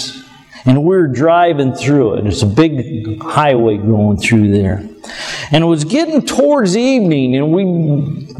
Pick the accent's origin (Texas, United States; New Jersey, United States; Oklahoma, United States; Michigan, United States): Michigan, United States; an old country hick here from Michigan